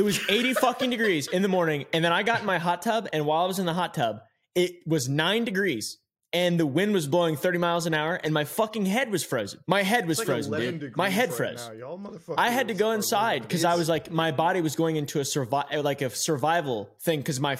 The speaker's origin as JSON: {"language": "English", "region": "Virginia", "country": "United States", "said": "Because I'm from Virginia, so like I'm a fucking, I'm a yank."}